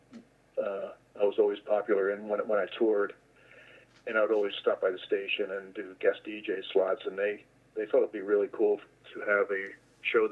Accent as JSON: {"language": "English", "region": "New Jersey", "country": "United States", "tie": "born or raised there", "said": "I grew up in New Jersey"}